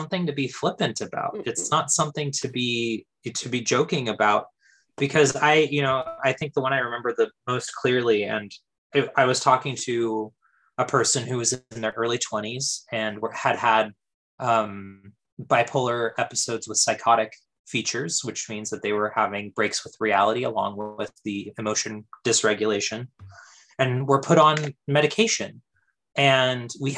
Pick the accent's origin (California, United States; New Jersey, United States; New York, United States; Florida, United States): California, United States; we're both from California